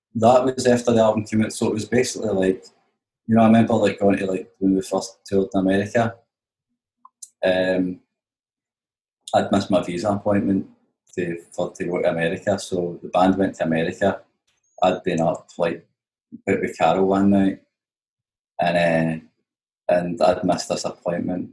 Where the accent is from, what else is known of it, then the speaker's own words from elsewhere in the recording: Glasgow, Scotland, United Kingdom; I'm from Glasgow